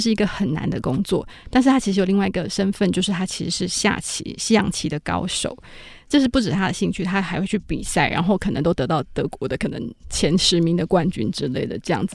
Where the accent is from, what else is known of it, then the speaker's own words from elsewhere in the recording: Taiwan; moved away as an adult; now in Berlin, Germany; 因为我从台湾来的，我们是一个岛国